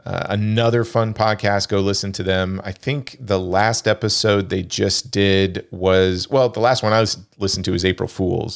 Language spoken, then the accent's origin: English; Kansas, United States; I grew up in Kansas.